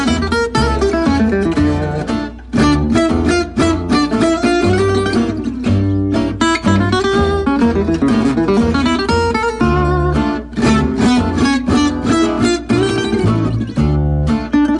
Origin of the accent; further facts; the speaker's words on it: Southern California, United States; moved away as an adult; also born or lived in Wisconsin / Los Angeles; now in Nashville, United States; I grew up in Southern California, born in Wisconsin, but raised in Southern California for most of my life